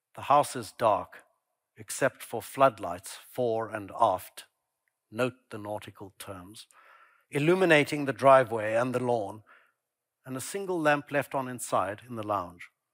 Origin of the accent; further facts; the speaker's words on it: Pretoria, Gauteng, South Africa; my childhood growing up in Pretoria